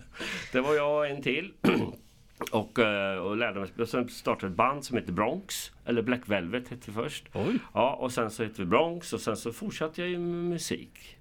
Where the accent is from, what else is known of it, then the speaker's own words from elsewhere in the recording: Karlskoga, Örebro County, Sweden; also born or lived in Köping / Lidköping / Arvika; jag är född i Karlskoga 1963